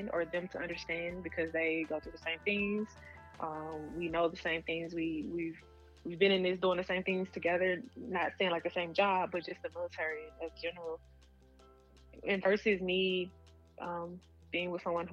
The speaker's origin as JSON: {"language": "English", "region": "Mississippi", "country": "United States", "moved": "yes", "said": "I'm super proud of where I'm from. I rep it always. We'll always rep it. And I don't meet a lot of people from Mississippi"}